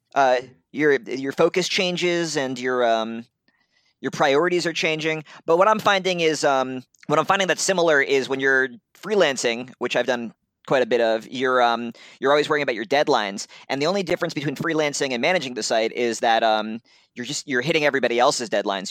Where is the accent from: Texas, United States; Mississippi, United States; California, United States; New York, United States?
New York, United States; Brooklyn; now in Ohio, United States; I was born in Brooklyn